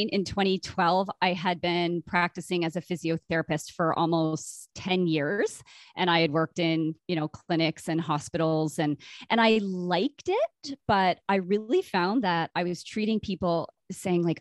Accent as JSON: {"language": "English", "town": "Brockville", "region": "Ontario", "country": "Canada", "tie": "born or raised there", "lives_now": "Winnipeg, Canada", "said": "I did not grow up here. I grew up in Brockville, Ontario, kind of between Toronto and Ottawa."}